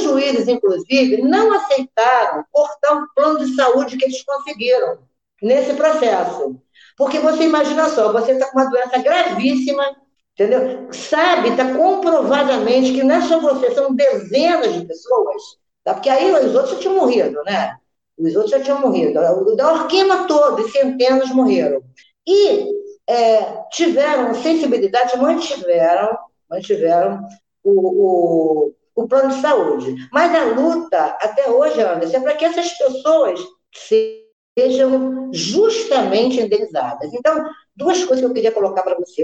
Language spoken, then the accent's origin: Portuguese; Niterói, Rio de Janeiro, Brazil; eu sou niteroense, nascida e criada em Niterói